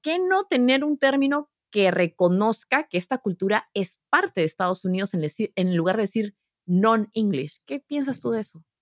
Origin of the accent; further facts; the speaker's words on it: Peru; now in United States; cuando yo estudiaba historia universal en el Perú